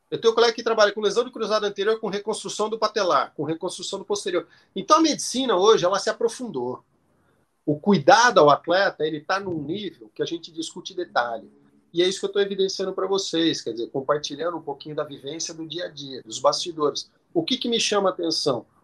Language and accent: Portuguese; Botucatu, São Paulo, Brazil; Eu sou de Botucatu. Botucatu é uma